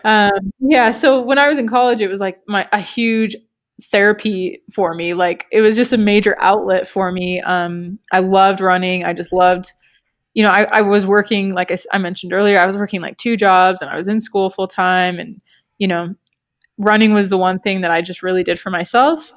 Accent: Canada; moved away; we're from Canada originally

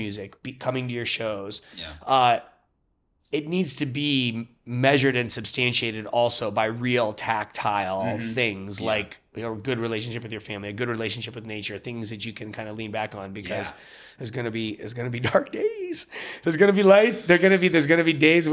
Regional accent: Cleveland, Ohio, United States; moved away as an adult; also born or lived in Detroit; now in Chicago, United States; I grew up in Cleveland, lived in Detroit.

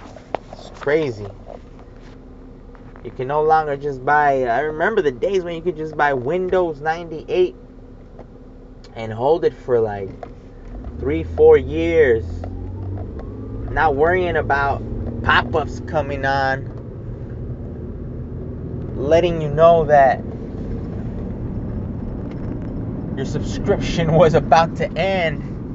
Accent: United States; though I am American through and through, of course, I am also a pocho, son of two Mexican parents, full-blooded Mexican parents.

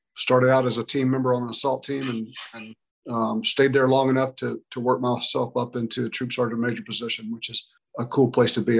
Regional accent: Brackettville, Texas, United States; moved away as an adult; I was a kid from West Texas, grew up in a little ranching community uh, near Del Rio, Texas. It was called Brackettville.

